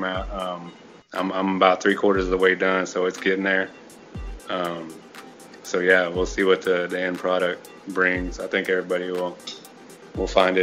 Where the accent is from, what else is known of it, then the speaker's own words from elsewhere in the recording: Houston, Texas, United States; also born or lived in Clear Lake; I was born and raised in Houston